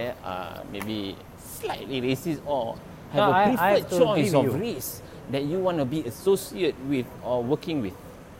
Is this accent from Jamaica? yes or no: no; Malaysia; also born or lived in Singapore; we, Malays, in Malaysia